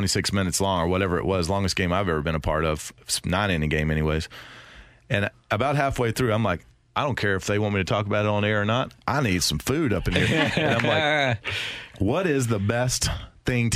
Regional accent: the South, United States; I'm from the South

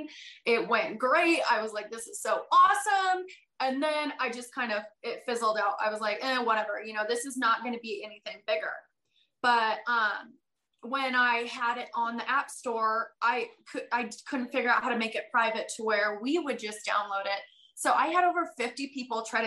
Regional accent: Granby, Colorado, United States; moved away as an adult; also born or lived in Wyoming / Alaska; got a job back in my hometown in Colorado, which was the wildest thing. And so I quit FBN and I moved back to my hometown

